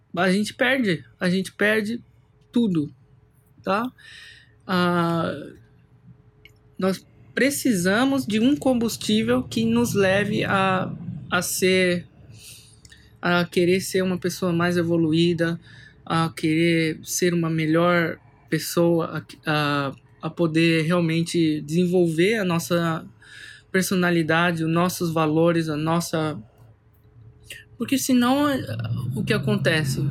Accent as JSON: {"language": "Portuguese", "region": "São Paulo", "country": "Brazil", "tie": "born or raised there", "said": "eu sou nascido em São Paulo"}